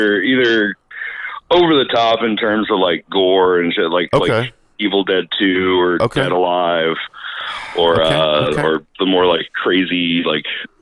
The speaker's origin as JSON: {"language": "English", "town": "Knoxville", "region": "Tennessee", "country": "United States", "tie": "born or raised there", "moved": "as an adult", "lives_now": "Atlanta, United States", "said": "I was born and raised in Knoxville. Spent the first 30 years of my life up there"}